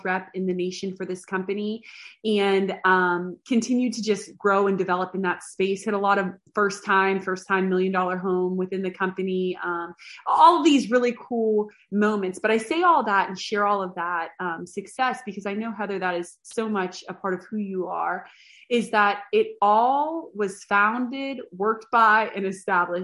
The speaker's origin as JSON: {"language": "English", "area": "a little town outside of Pittsburgh", "region": "Pennsylvania", "country": "United States", "tie": "born or raised there", "also_born_or_lived": "Boston / Brownsville", "moved": "as an adult", "said": "I grew up in a little town outside of Pittsburgh"}